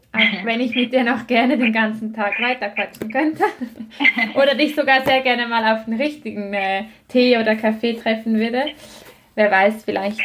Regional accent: Switzerland; bei uns in der Schweiz

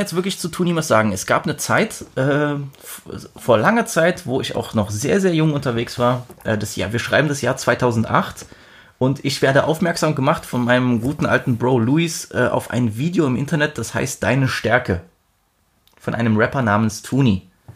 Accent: Germany; ich bin auch Deutscher

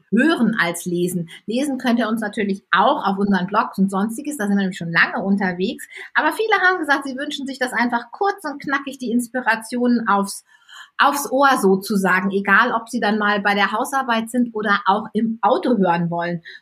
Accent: Flensburg, Schleswig-Holstein, Germany; ähm, ich komme aus dem anderen Ende von Deutschland, nämlich aus Flensburg.

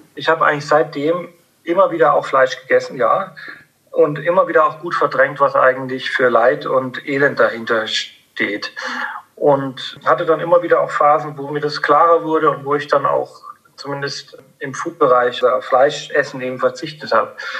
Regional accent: Upper Franconia, Bavaria, Germany; ich bin in, in, in, in Oberfranken aufgewachsen

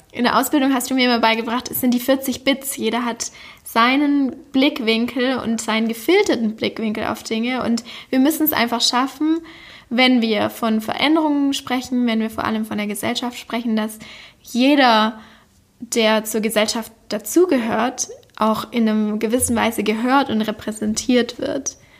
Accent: Backnang, Baden-Württemberg, Germany; moved away; in meiner Heimatstadt Backnang aufgenommen. Backnang liegt in der Nähe von Stuttgart und somit im Schworbeländle

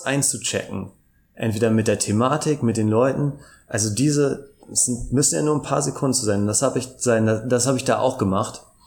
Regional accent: Hamburg, Germany; also born or lived in Cologne; now in Brussels, Belgium / Cologne, Germany; ich bin äh, ursprünglich Hamburger

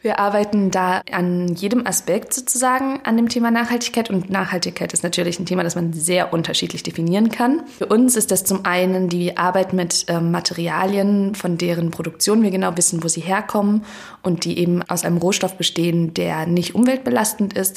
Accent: Hesse, Germany; moved away as an adult; now in Berlin, Germany; ich komme ursprünglich aus Hessen und ich bin auch fürs Studium hergezogen

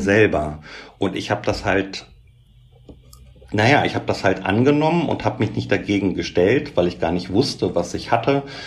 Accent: Göttingen, Lower Saxony, Germany; moved away as an adult; also born or lived in Berlin; bin dann aber wieder zurück in meine Heimatstadt Göttingen

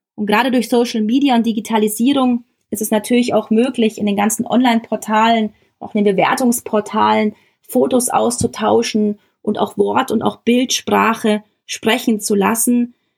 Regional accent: Germany; bei uns in Deutschland

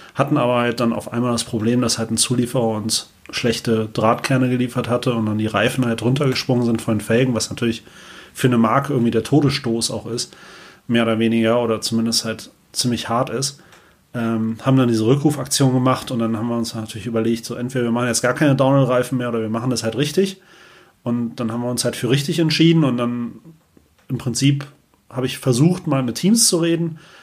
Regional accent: Oberbergischer Kreis, near Gummersbach, North Rhine-Westphalia, Germany; ich komme ja aus dem Oberbergischen Kreis hier bei Gummersbach

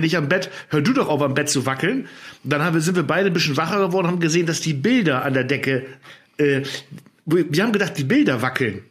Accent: Germany; ich als Friese

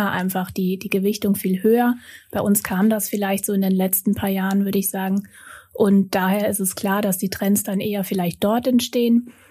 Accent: Austria; moved away as an adult; also born or lived in Vienna / Munich; now in Hamburg, Germany

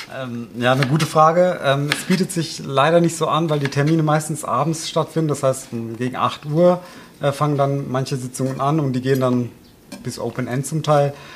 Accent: Odenwald, Hesse, Germany

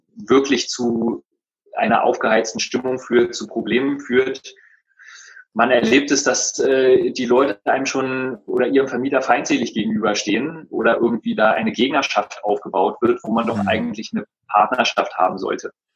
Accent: Berlin, Germany; ich bin äh, gebürtiger Berliner

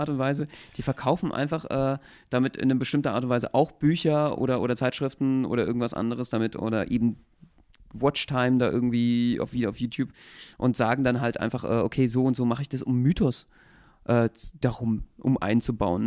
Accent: Berlin, Germany; wenn du hier ursprünglich geboren bist

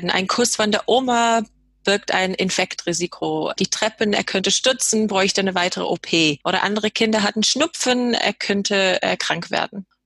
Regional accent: England, United Kingdom; moved away as an adult; now in Germany; Ja, ich komme aus Nordengland, äh, habe aber schottische Wurzeln

